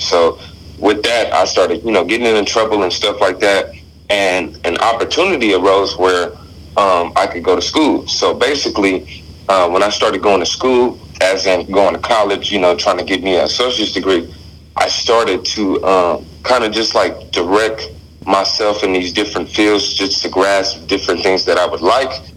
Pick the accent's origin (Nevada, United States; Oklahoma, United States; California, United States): Nevada, United States; Las Vegas; moved away as an adult; now in Eugene, United States; growing up in Las Vegas, I'm from Las Vegas, Nevada